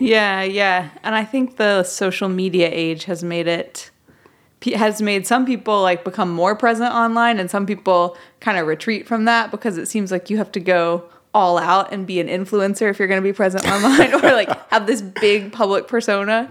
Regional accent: Memphis, Tennessee, United States; moved away as an adult; I'm from Memphis originally. I, um, moved away for about seven years and then I moved back

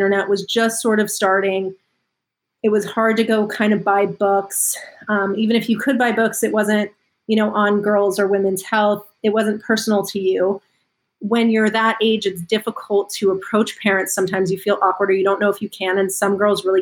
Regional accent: Los Angeles, California, United States; I grew up in Los Angeles and I was sort of deeply entrenched in Hollywood and entertainment

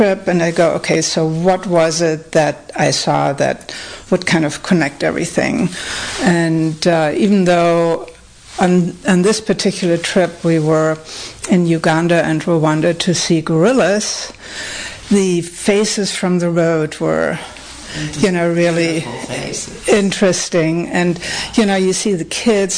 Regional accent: Germany; moved away; I grew up in Germany

